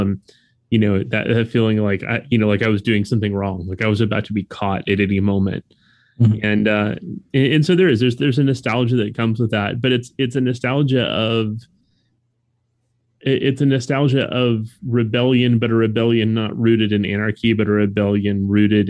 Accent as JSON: {"language": "English", "region": "South Florida", "country": "United States", "tie": "born or raised there", "said": "as a white kid growing up in South Florida"}